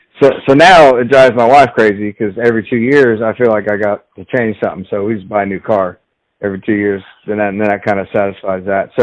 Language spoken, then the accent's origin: English; Fort Bragg, North Carolina, United States; also born or lived in Fayetteville; I'm an Army brat, so I grew up in Fort Bragg, North Carolina. I was born at Womack Hospital, which is in Fayetteville, or Fayette-Nam, as it's affectionately known.